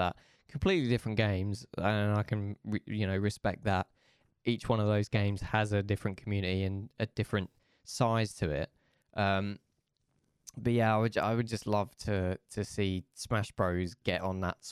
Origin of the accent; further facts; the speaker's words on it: Essex, East of England, United Kingdom; moved away as an adult; now in Manchester, United Kingdom; I'm originally from Essex, but I moved to Manchester like recently